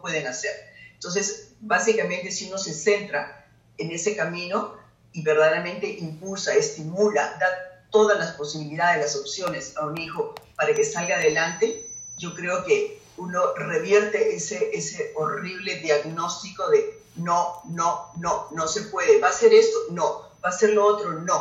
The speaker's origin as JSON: {"language": "Spanish", "country": "Peru", "said": "para nosotros como peruanos es un orgullo"}